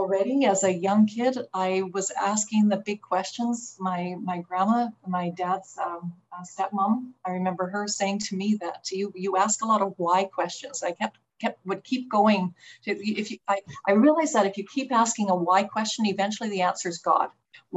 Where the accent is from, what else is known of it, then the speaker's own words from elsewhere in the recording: Calgary, Alberta, Canada; also born or lived in Red Deer, Alberta; That's where I was born and grew up in Calgary